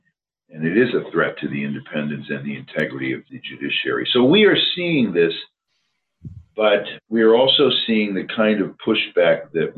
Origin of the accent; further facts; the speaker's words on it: Pennsylvania, United States; my home state of Pennsylvania